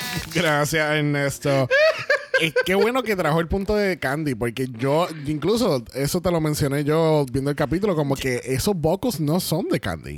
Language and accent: Spanish; Puerto Rico; somos, tres boricuas